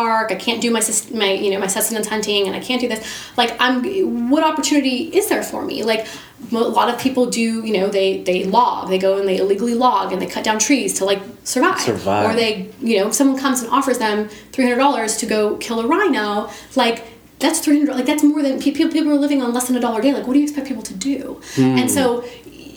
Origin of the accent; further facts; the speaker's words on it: United States; I am from America.